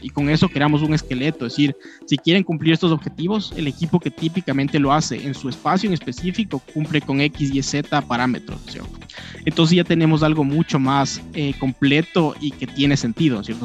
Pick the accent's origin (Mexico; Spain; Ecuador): Ecuador; somos de acá, ¿no es cierto? Somos una empresa ecuatoriana